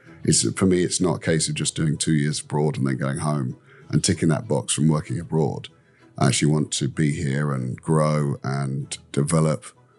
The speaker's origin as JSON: {"language": "English", "region": "London", "country": "United Kingdom", "tie": "born or raised there", "lives_now": "Vietnam", "said": "Yeah, look, I come from London. That's a big city. Yeah. I grew up there."}